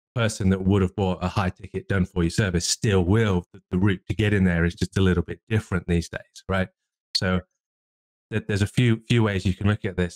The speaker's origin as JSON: {"language": "English", "region": "England", "country": "United Kingdom", "said": "I'm English"}